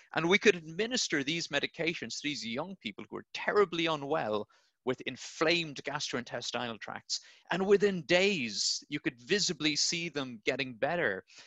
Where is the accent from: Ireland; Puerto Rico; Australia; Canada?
Ireland; Blarney, Munster; I'm Irish, uh, so I grew up in a little town called Blarney, um, right down the south of Ireland.